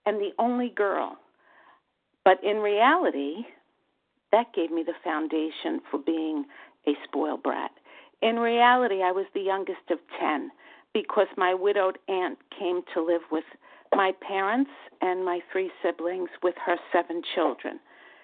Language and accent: English; New York, United States; accent: New York; from New York. And my New York accent gives that away very readily